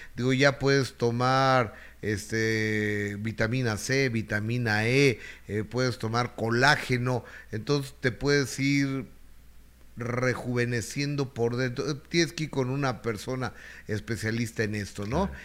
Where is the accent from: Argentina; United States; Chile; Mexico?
Mexico; también los mexicanos pagamos